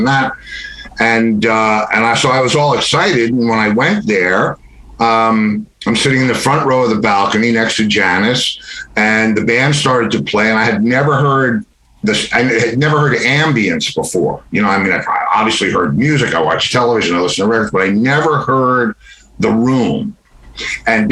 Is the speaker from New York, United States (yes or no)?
yes; White Plains, New York, United States; moved away as an adult; now in Florida, United States; In White Plains, New York, in a garden apartment